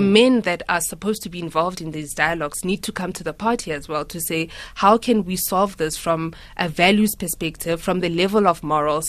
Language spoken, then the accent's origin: English; Mahikeng, North West, South Africa; growing up in Mafeking